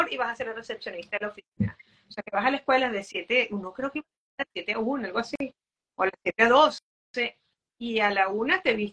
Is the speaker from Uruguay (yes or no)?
no; Venezuela; Eh, no me preguntaste, pero soy de Venezuela.